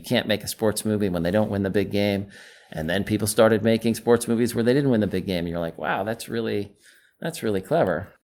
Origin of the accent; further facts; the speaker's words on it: New York, United States; moved away as an adult; now in Los Angeles, United States; I came from New York to L A in nineteen ninety after I graduated college